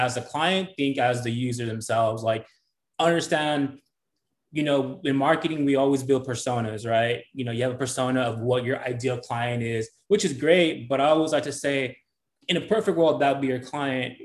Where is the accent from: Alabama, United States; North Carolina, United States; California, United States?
California, United States; Brawley; moved away as an adult; now in San Diego, United States; I was born in Brawley, so a small town. You know, been out, I was there till about 20